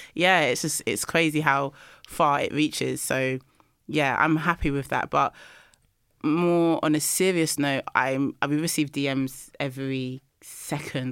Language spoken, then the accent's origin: English; London, United Kingdom; I'm from London